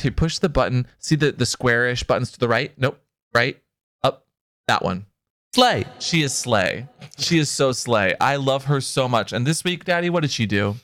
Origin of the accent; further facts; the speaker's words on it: Seattle, Washington, United States; because I grew up in Seattle